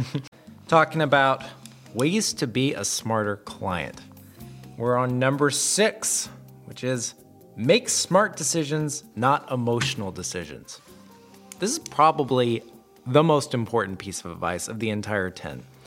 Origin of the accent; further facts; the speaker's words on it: the South, United States; I'm from the South. we add all kinds of letters and syllables to all kinds of words